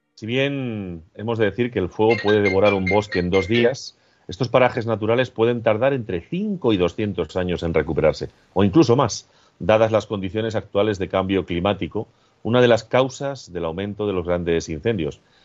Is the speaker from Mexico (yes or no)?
no; Agudo, Castilla-La Mancha, Spain; mi pueblo, con Agudo